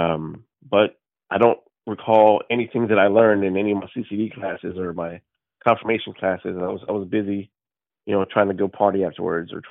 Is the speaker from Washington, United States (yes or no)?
no; Fort Worth, Texas, United States; I'm from Fort Worth, Texas.